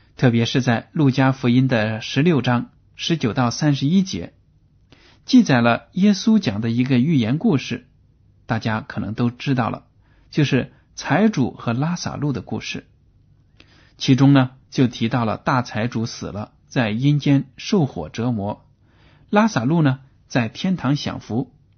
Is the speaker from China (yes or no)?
yes; China; 我们中国人